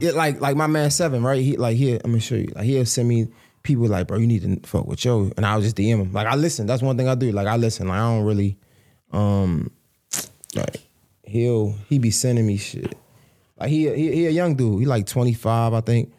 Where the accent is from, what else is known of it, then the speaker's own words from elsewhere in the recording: Baltimore, Maryland, United States; I'm from Baltimore